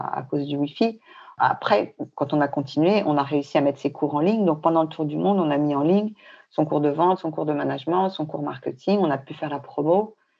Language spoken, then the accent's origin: French; Paris, Île-de-France, France; moved away as an adult; also born or lived in Bangkok / Hong Kong; now in Fontainebleau, France; Pourtant, on est parisien. Moi, je suis née à Paris, j'ai vécu tout le temps à Paris